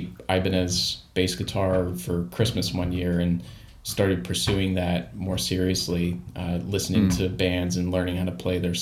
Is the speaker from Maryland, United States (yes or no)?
yes; outside of Baltimore, Maryland, United States; I grew up outside of Baltimore, Maryland